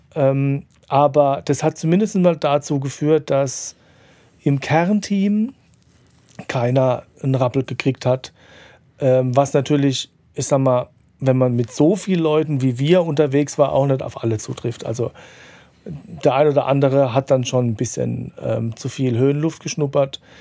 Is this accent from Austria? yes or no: no; Mannheim, Baden-Württemberg, Germany; in meiner Heimatstadt